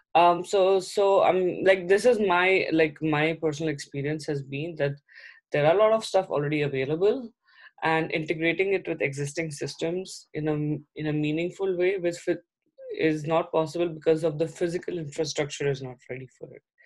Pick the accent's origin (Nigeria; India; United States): India; I'm also from India